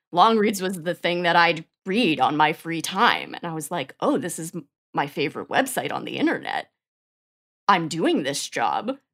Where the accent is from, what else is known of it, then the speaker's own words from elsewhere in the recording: New York, United States; moved away as an adult; now in Austin, United States; I grew up in New York and lived in New York and then moved to Austin in twenty eighteen